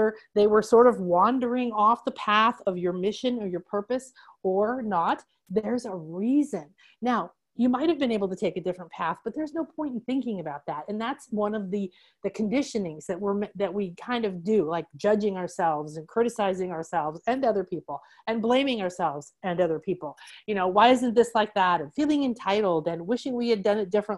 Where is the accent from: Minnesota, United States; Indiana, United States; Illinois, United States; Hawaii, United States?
Illinois, United States; Chicago; I was raised in the Midwest in Chicago by a banker and a nurse